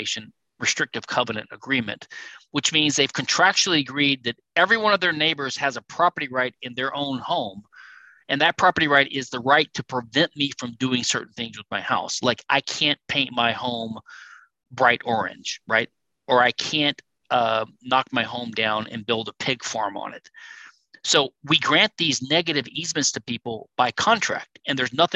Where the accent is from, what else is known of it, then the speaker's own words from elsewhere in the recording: Louisiana, United States; Louisiana, my home state